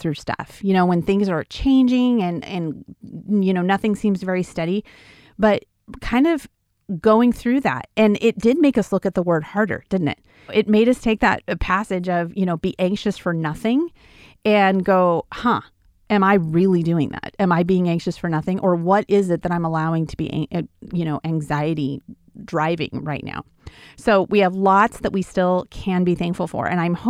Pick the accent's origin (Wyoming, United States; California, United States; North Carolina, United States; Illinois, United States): Wyoming, United States; So I grew up in Wyoming on a ranch. And when you grow up in Wyoming on a ranch, you, they pretty much let you do things that you kind of wouldn't do if you were just a city dweller, right?